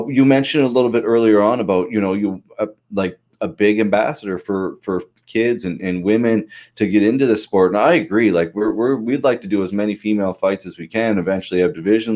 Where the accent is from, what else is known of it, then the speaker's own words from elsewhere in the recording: Pictou, Nova Scotia, Canada; I grew up in Pictou